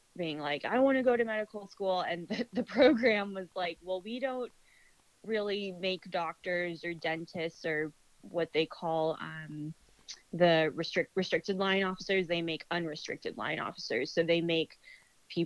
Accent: Aurora, Colorado, United States; moved away as an adult; also born or lived in Boston, Massachusetts / Bethesda, Maryland; I'm from Colorado, from Aurora

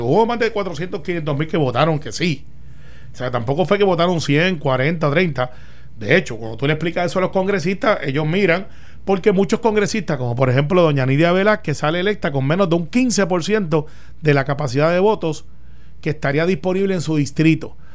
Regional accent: Puerto Rico; aquí hablamos, somos parte de los Estados Unidos, somos un territorio y se debe hablar inglés y español también

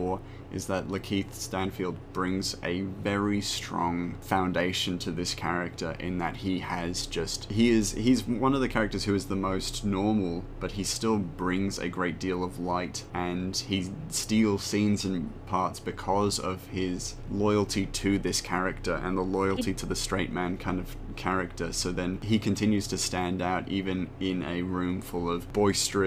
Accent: Australia; We are both Australian

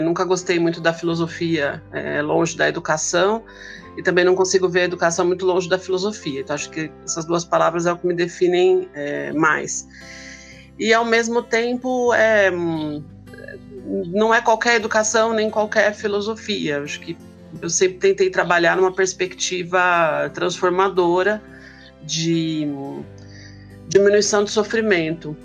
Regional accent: ABC Paulista, São Paulo, Brazil; moved away as an adult; now in São Paulo, Brazil; Eu sou do ABC Paulista, né? moro em São Paulo agora, mas morei boa parte da minha vida no ABC Paulista

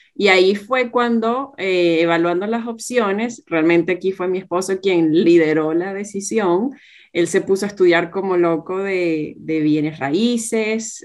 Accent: Venezuela; moved away as an adult; now in Australia; tanto Gerardo como yo somos venezolanos y en ese momento todavía estábamos viviendo en, en Venezuela

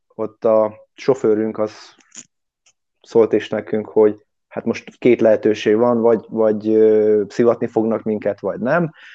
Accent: Hungary; moved away as an adult; now in London, United Kingdom; magyar vagyok

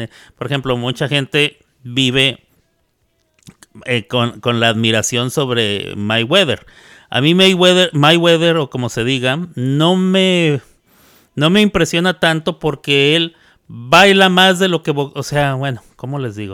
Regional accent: Mexico; now in United States; como soy mexicano ando festejando el 5 de mayo

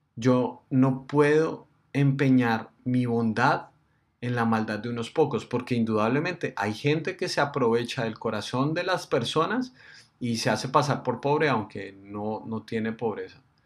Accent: Colombia; nosotros somos los colombianos, nosotros somos los que estamos en este país

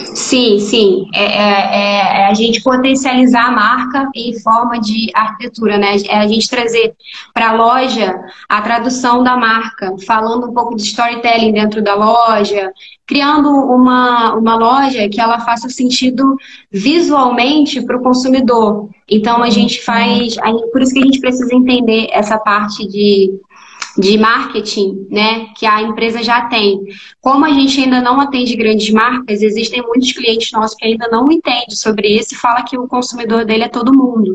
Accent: Rio de Janeiro, Brazil; hoje eu sou do Rio, né? Sou do Rio de Janeiro

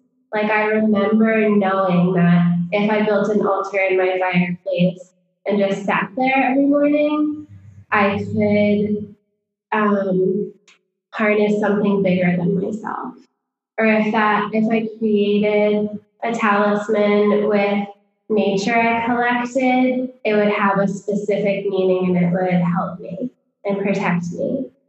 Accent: Connecticut, United States; also born or lived in New York City; I grew up, I was born in New York City, and we lived there when I was little. And then my parents moved to Connecticut when I was about 2 or 3.

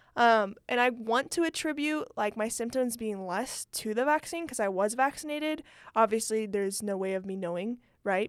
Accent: California, United States; moved away; I'm from California. Um, that's where most of my family lives

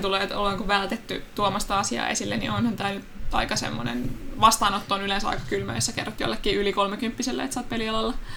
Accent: Turku, Southwest Finland, Finland; accent: Turku dialect; mun tulee turkulainen murre

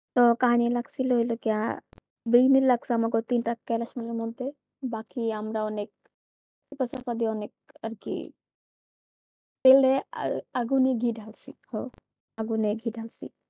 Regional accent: Dhaka, Dhaka Division, Bangladesh; আমি ঢাকা থেকে বড় হয়েছি

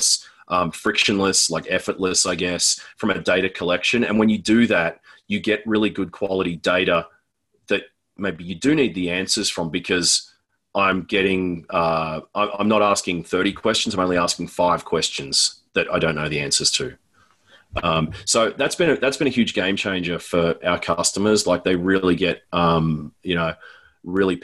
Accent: Australia; moved away as an adult; now in Denver, United States; I'm Australian, but I live in Denver, Colorado.

